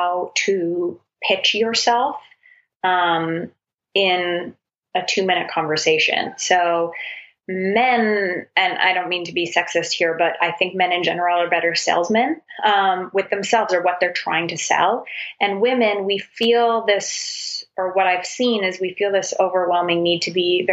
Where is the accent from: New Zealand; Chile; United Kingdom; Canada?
Canada; I'm Canadian